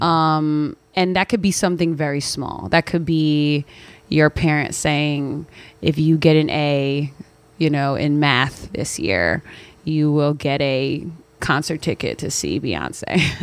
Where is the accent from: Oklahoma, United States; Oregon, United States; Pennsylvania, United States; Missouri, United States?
Pennsylvania, United States; Philadelphia; moved away as an adult; now in New York, United States; I'm originally from Philadelphia, Pennsylvania, but I have been in New York now for almost a decade